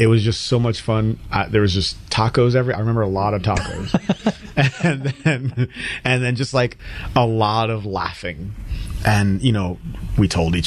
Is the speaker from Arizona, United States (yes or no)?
no; Connecticut, United States; accent: newscaster English; also born or lived in Nigeria; I grew up in Connecticut